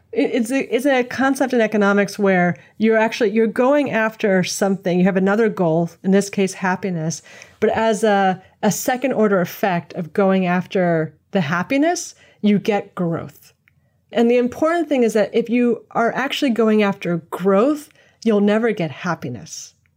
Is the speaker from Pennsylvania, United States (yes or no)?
no; New York City, New York, United States; I'm from New York City